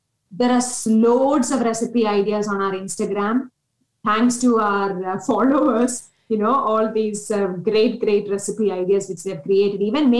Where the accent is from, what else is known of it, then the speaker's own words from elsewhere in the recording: India; being an Indian